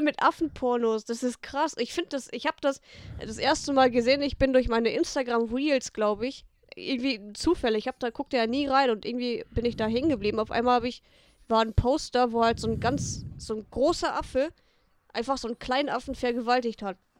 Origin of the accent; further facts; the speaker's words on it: Harsewinkel, North Rhine-Westphalia, Germany; ich bin ja hier auch aufgewachsen, Münsterland, Ostwestfalen, Lippe, ich bin ja so auf der Grenze